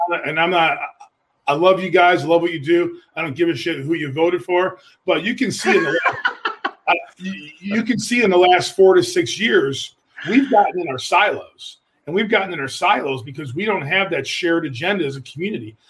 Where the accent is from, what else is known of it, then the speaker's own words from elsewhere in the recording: Buffalo, New York, United States; moved away as an adult; now in Youngstown, United States; I am a Buffalo native